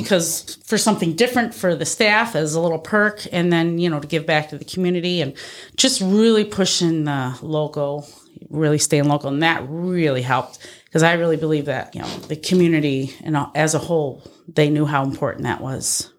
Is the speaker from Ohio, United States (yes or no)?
no; Darien, New York, United States; I grew up out in Darien, went to Pembroke. So, uh, Batavia was, like, the big city for me